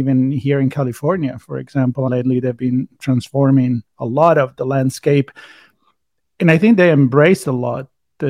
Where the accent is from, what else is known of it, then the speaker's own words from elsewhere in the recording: Tuscany, Italy; I'm from Tuscany, so we kind of touched on this last time.